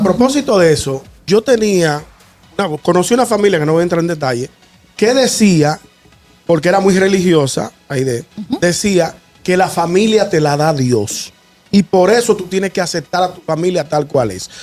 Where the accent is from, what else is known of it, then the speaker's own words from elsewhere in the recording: Santo Domingo, Distrito Nacional, Dominican Republic; salí de Villa Consuelo